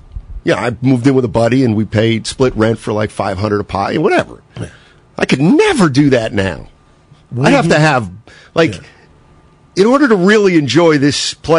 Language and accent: English; Reading, Pennsylvania, United States; born or raised there; now in San Francisco, United States